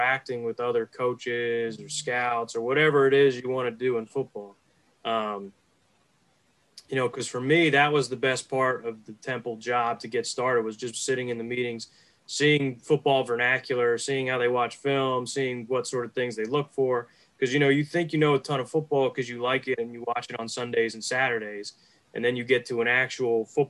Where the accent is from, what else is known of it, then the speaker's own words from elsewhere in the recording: Philadelphia suburbs, Pennsylvania, United States; I grew up in the Philly suburbs, so I've been a Birds fan my whole life